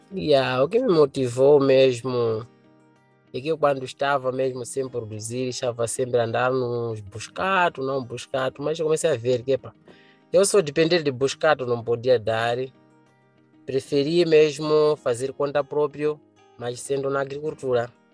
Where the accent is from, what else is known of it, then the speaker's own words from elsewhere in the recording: Gorongosa, Sofala, Mozambique; Sou da província de Sofala, no distrito de Gorongosa.